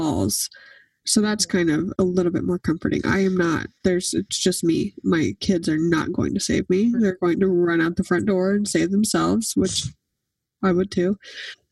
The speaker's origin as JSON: {"language": "English", "region": "Oklahoma", "country": "United States", "tie": "born or raised there", "moved": "yes", "lives_now": "Franklin, United States", "said": "Growing up in Oklahoma"}